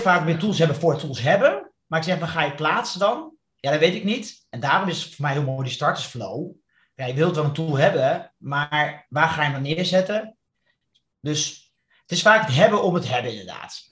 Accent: Netherlands; als Nederlander

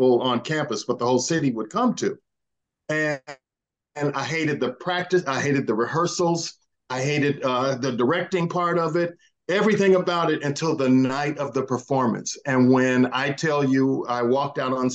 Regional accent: Indianapolis, Indiana, United States; moved away as an adult; I'm from Indianapolis, Indiana

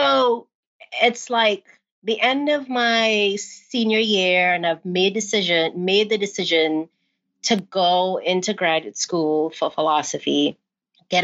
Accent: Trinidad & Tobago; accent: Trini; moved away; my non-American accent

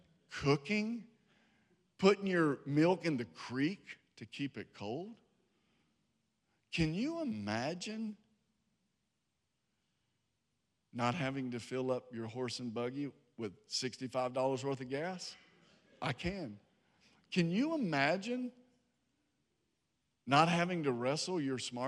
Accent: Harrisonburg, Virginia, United States; now in Georgia, United States; I was born in Harrisonburg, Virginia

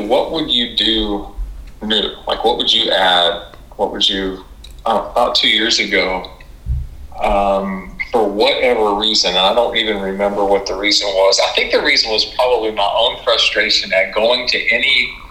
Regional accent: Jacksonville, Florida, United States; I grew up in Jacksonville, Florida

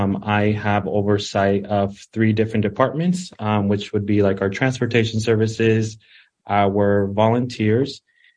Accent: Columbus, Nebraska, United States; moved away as an adult; also born or lived in Sinaloa, Mexico; now in Omaha, United States; I was born in Sinaloa, Mexico, and was raised in Columbus, Nebraska. I went to school in Columbus, Nebraska, and moved to Omaha about 5 years ago.

